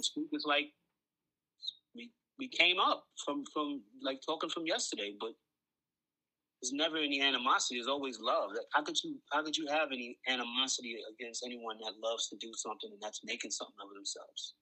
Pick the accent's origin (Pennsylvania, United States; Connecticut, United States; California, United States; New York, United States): New York, United States; New York City; I'm from Coney Island